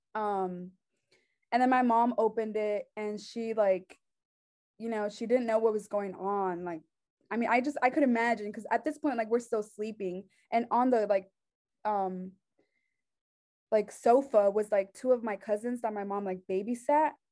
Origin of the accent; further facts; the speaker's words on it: Concord, North Carolina, United States; also born or lived in Mexico; I was born in Concord, um, North Carolina